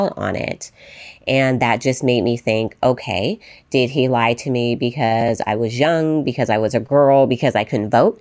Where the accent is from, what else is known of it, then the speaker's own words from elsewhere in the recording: Las Vegas, Nevada, United States; growing up in Las Vegas, Nevada